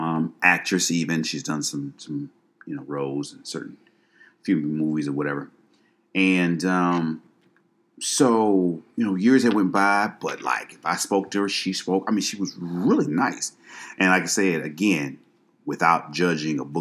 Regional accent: Detroit, Michigan, United States; also born or lived in Dallas; I was from Detroit.

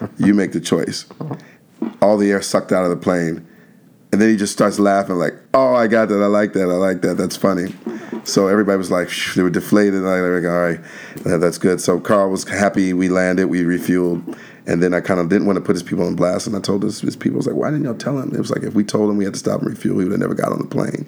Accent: Alexandria, Virginia, United States; I'm originally from Washington D.C. area, a little town outside of D.C. called Alexandria, Virginia

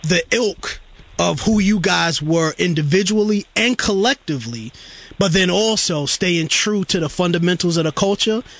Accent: New York City, New York, United States; for me as a kid growing up in Brooklyn, New York, East New York, Brooklyn, in the early '90s

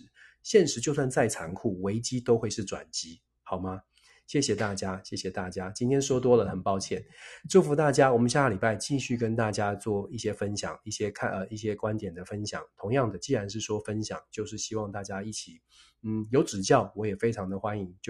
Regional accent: Taiwan; 我们是台湾出生长大的朋友。

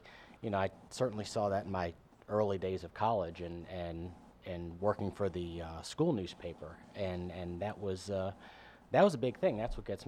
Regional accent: New Orleans, Louisiana, United States; New Orleans. Yeah, I grew up north.

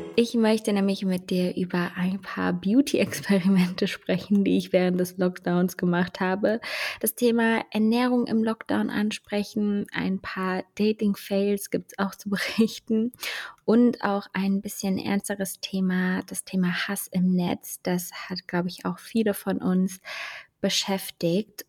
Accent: Germany; bei uns in Deutschland

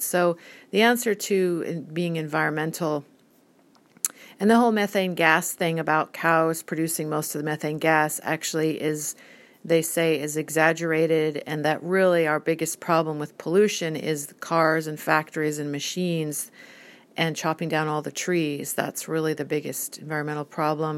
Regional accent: United States; I'm an American

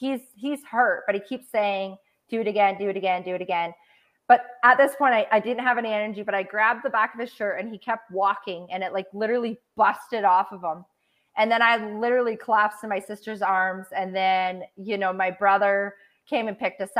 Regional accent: Canada; I grew up on like in Canadian poverty standards on welfare and then paycheck to paycheck

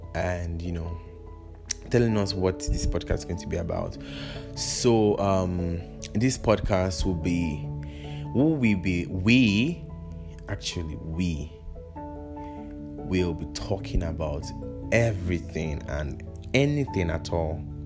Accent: Kaduna, Kaduna State, Nigeria; also born or lived in Kwara State; I was born and brought up in Kaduna, and funny enough, I'm also from the North Kwara State to be precise. So I'm a full blown northerner.

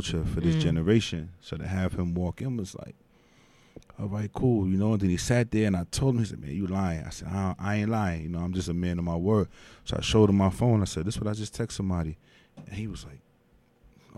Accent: New York City, New York, United States; I'm from Dykeman

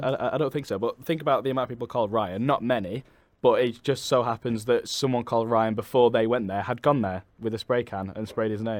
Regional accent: Manchester, North West England, United Kingdom; I'm from Manchester

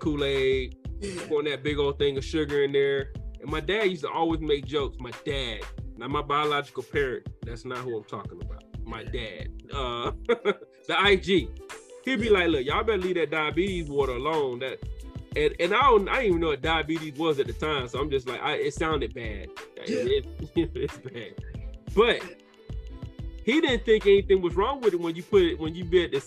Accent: the South, United States; I'm from the South

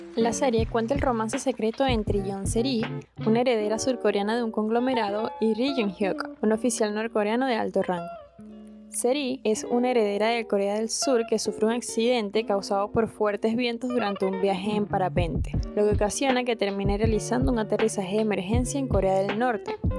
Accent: Venezuela; como venezolano

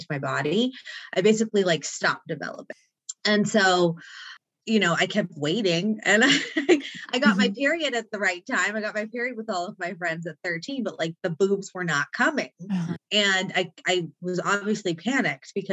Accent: Mission Viejo, California, United States; I grew up on Lake Mission Viejo, which is in South Orange County

